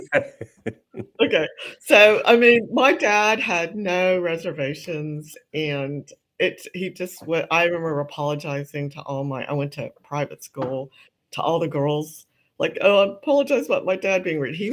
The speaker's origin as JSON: {"language": "English", "country": "United States", "tie": "born or raised there", "said": "I was born in the States, but my parents came from the old country. My mother from Taiwan, my father from China"}